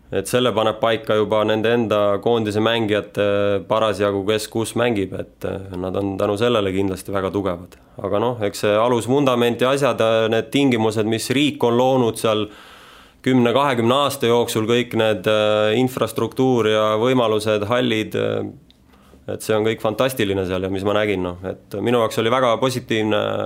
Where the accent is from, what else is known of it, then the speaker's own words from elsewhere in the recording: Rapla County, Estonia; now in Tallinn, Estonia; eluolu on mul ikka siin Tallinnas, et noh eks ma ise olen sealt Raplamaalt pärit